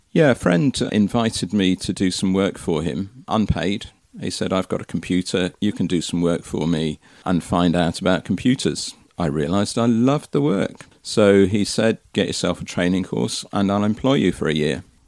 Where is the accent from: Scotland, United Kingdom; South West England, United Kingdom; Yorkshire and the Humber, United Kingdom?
South West England, United Kingdom; Marston Magna; also born or lived in Twickenham; moved to Somerset when I was five, a place called Marston Magna. And I've lived in Somerset ever since